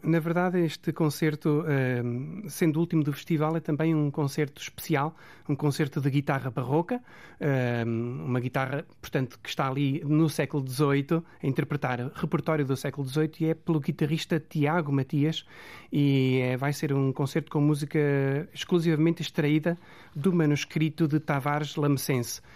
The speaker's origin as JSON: {"language": "Portuguese", "town": "Aveiro", "region": "Centro", "country": "Portugal", "tie": "born or raised there", "said": "é a minha cidade, uma cidade que eu me orgulho muito de, de, de, pertencer e de ter lá nascido"}